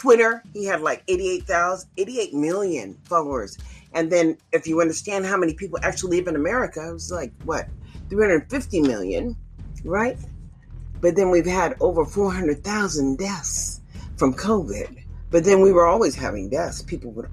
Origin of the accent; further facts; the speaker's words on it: United States; as an American